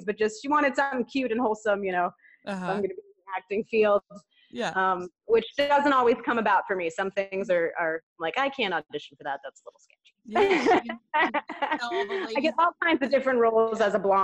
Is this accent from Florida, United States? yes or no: yes; Clearwater, Florida, United States; where I grew up in Clearwater